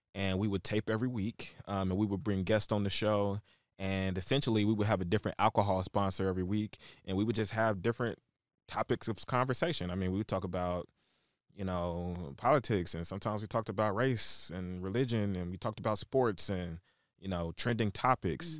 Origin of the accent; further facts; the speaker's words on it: Shreveport, Louisiana, United States; also born or lived in Chicago, Illinois; now in Dallas, United States; born and raised in Shreveport, Louisiana.